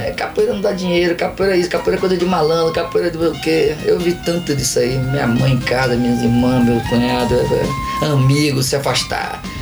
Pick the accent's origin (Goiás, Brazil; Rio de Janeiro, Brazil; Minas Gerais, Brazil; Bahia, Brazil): Bahia, Brazil; Itabuna; moved away as an adult; also born or lived in São Paulo / San Diego / Las Vegas; now in Portland, United States; Aí eu vivi minha vida inteira aqui, né? Eu sou itabunense